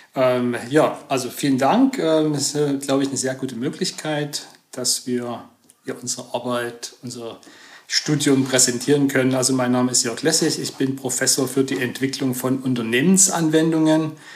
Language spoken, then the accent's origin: German; Stollberg, Saxony, Germany; moved away as an adult; also born or lived in Zwickau / Chemnitz / Saarbrücken; Ich komme eigentlich aus der Region Chemnitz, mhm. ähm, hört man vielleicht, ja, ich gebe mir Mühe. ähm, und äh, bin in Stolberg aufgewachsen, das mhm. ist 20 Kilometer von Chemnitz